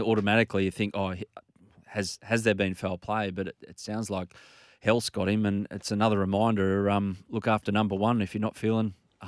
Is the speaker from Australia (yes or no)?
yes; Australia; As an Australian, you can kind of relate that this person, Grant Wall, has done all he can to heighten the interest of football in a non-football dominated market.